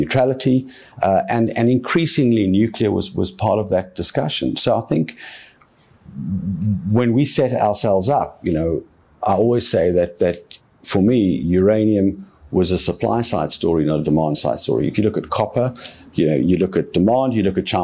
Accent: Cape Town, Western Cape, South Africa; this is my hometown.

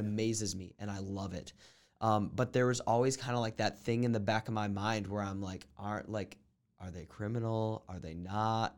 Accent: New Mexico, United States; I grew up in New Mexico

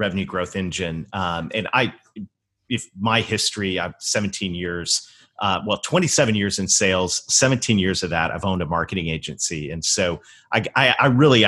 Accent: Canada; moved away; I actually was born and raised in Canada

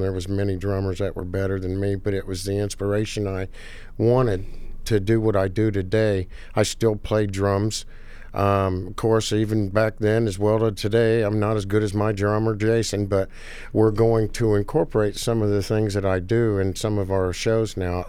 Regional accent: Danville, Indiana, United States; I was born in Danville, Indiana. I live in the house where I grew up

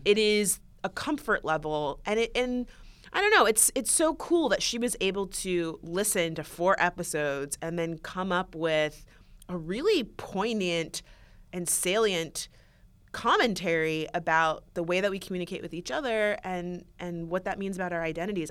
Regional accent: West Palm Beach, Florida, United States; I grew up Um, in the suburbs, I'm from West Palm Beach, Florida

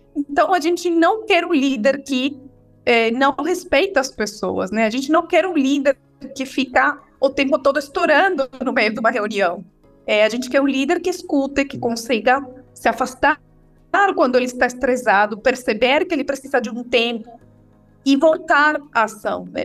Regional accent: Venezuela; Portuguese is a second language; moved away as an adult; now in Brazil; Eu sou venezuelana, moro no Brasil há 13 anos

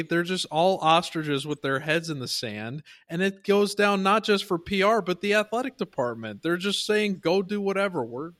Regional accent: Chicago, Illinois, United States; because I grew up in Chicago

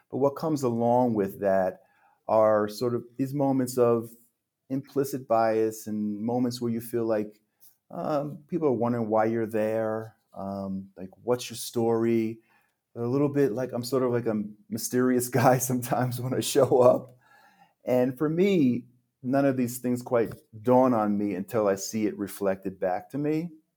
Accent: central New Jersey, United States; moved away as an adult; also born or lived in Manhattan, New York City / Queens, New York City / New York metropolitan area / Park City, Utah; now in Mexico; born in Manhattan, I was raised in Queens, so I was about five, and then we moved to central New Jersey. So we moved to a real suburban area there

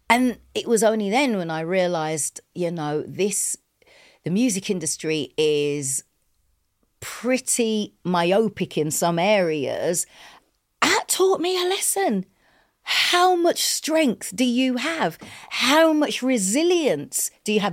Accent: England, United Kingdom; we're English, we're not American

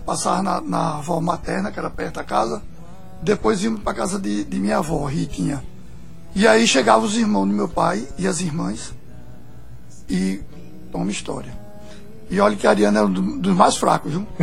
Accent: Pernambuco, Brazil; eu sou pernambucano

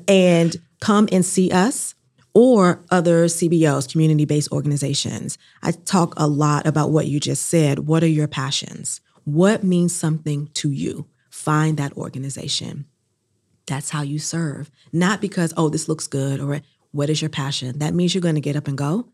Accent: New Bern, North Carolina, United States; now in Durham, United States; I'm originally from New Bern, North Carolina, and I'm a Southern Black woman

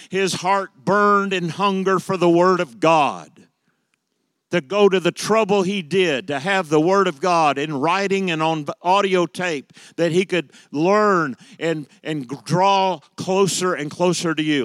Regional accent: United States; me as an American

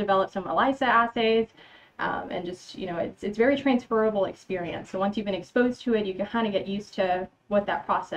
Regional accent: San Antonio, Texas, United States; also born or lived in Austin, Texas / Michigan; I'm from San Antonio. I pretty much went to school here from all the way from kindergarten to high school

